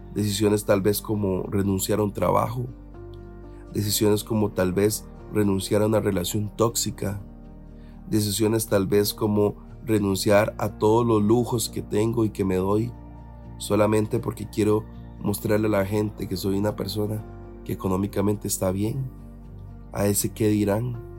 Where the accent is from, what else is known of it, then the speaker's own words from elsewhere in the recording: Costa Rica; uno, como costarricense